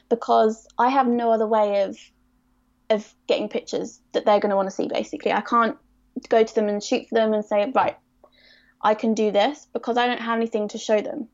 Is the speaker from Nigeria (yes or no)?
no; Surrey, South East England, United Kingdom; I'm from Surrey